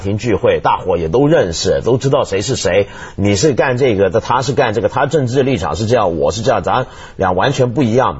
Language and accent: Chinese; Guangdong, China; 所以你用我们广。广东话讲，我们广东人常常，香港人常常说一句话